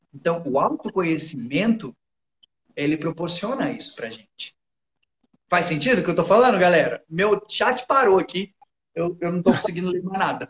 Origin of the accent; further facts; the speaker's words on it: São Paulo, Brazil; moved away as an adult; Eu morei a vida toda em São Paulo